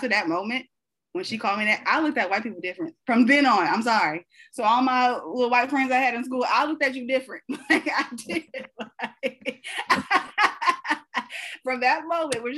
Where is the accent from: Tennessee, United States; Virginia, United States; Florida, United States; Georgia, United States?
Tennessee, United States; I grew up in Bumblefuck, Tennessee.